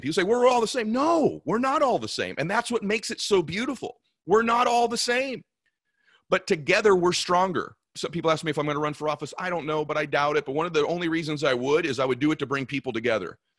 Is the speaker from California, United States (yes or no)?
yes; California, United States; I was from California